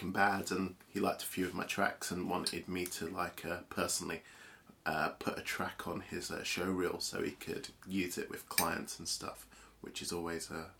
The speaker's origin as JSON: {"language": "English", "region": "London", "country": "United Kingdom", "tie": "born or raised there", "also_born_or_lived": "Holloway / Pinner", "said": "it was North London first. First it was North Holloway for a bit, and then we moved to another estate in Pinner"}